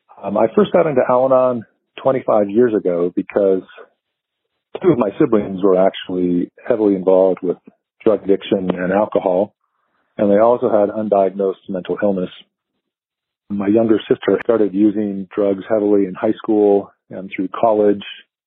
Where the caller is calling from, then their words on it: Colorado Springs, Colorado, United States; I'm from Colorado Springs.